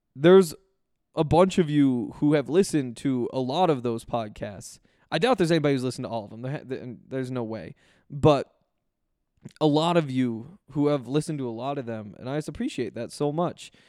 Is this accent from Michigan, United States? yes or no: no; Columbia Falls, Montana, United States; moved away as an adult; also born or lived in Missoula, Montana; now in Denver, United States; I grew up in Columbia Falls, went to school at the University of Montana, like two hours away